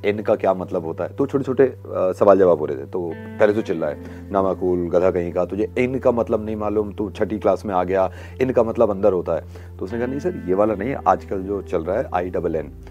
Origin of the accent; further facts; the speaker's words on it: Faridabad, Haryana, India; born there; मेरी पैदाइश यहाँ फरीदाबाद हरियाणा में हुई थी